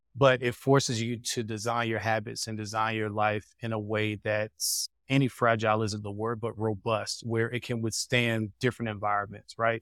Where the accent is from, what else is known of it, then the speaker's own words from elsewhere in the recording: United States; moved away; as an American